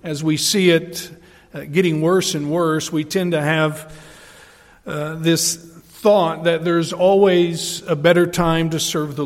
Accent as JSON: {"language": "English", "region": "Tennessee", "country": "United States", "also_born_or_lived": "Adirondacks, New York", "moved": "yes", "lives_now": "New York, United States", "said": "I come from Tennessee in the Bible Belt, and so there's a culture shock already coming to New York"}